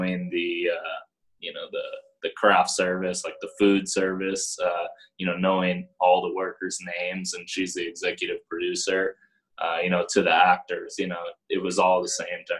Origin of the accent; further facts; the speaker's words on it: Palo Alto, California, United States; also born or lived in Los Angeles; I was born in Los Angeles, and then very early on moved to San Francisco Bay Area. Grew up in Palo Alto